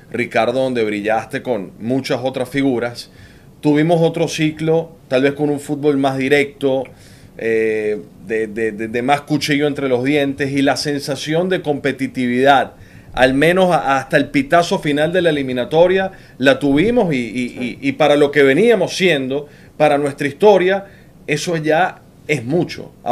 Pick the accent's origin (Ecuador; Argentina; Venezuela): Venezuela; si alguien lo puede sentenciar, somos los venezolanos